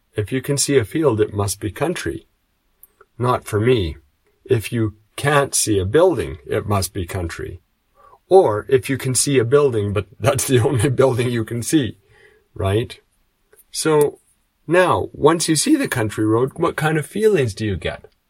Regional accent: Canada; moved away as an adult; now in Japan; I come from Canada, but now I live in Japan

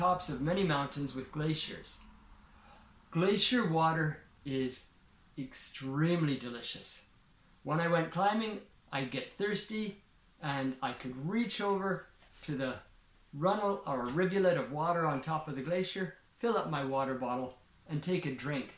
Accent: Regina, Saskatchewan, Canada; I grew up in a town called Regina, Saskatchewan

